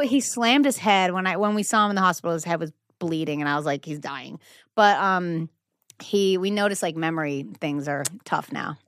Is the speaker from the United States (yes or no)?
yes; Nantucket, Massachusetts, United States; now in Los Angeles, United States; we're from Nantucket